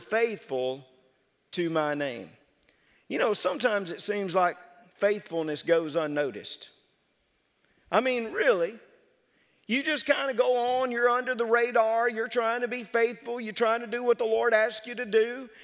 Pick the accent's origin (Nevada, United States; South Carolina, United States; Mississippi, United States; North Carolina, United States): Mississippi, United States; North; moved away as an adult; also born or lived in South Louisiana; I could go back to North Mississippi. They wouldn't make fun of my accent like they did down in South Louisiana